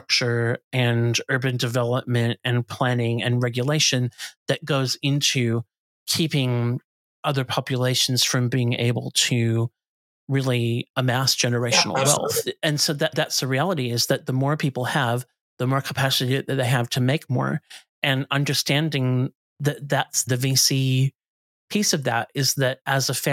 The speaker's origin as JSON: {"language": "English", "country": "United States", "tie": "born or raised there", "moved": "as an adult", "lives_now": "Australia", "said": "I grew up in the States"}